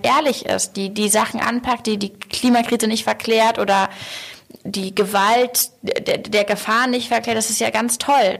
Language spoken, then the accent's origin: German; Hamburg, Germany; ich spreche ja schon ja als Hamburgerin